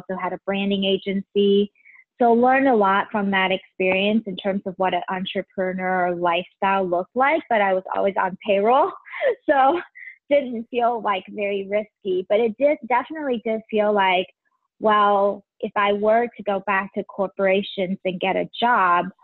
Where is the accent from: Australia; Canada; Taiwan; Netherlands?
Taiwan; now in Cincinnati, United States; I'm originally from Taiwan.